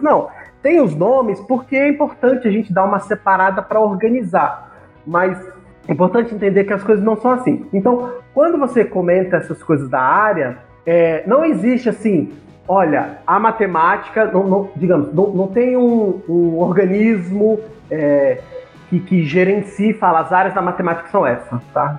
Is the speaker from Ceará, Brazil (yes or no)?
no; Brasília, Federal District, Brazil; moved away as an adult; Eu sou de Brasília